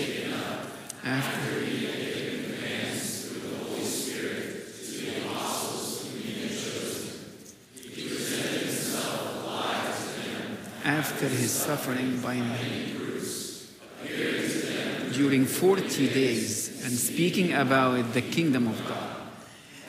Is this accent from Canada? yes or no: no; Egypt; moved away; growing up in Egypt